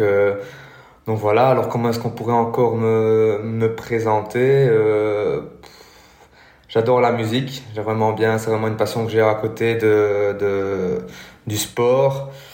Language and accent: French; Belgium; je suis belge